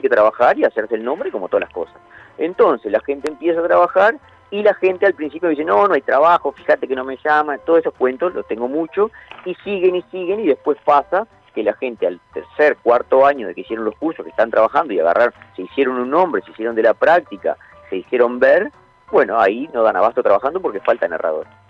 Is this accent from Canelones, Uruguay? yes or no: no; Montevideo, Uruguay; also born or lived in Santa Clara de Olimar, Treinta y Tres, Uruguay; yo me crié en Montevideo, por más que soy de Santa Clara de Olimar, de 33